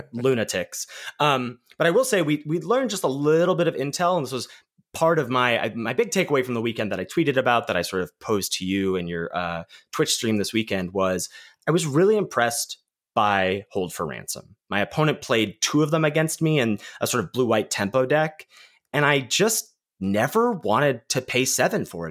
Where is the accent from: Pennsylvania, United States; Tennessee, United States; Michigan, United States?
Pennsylvania, United States; Pittsburgh; in my hometown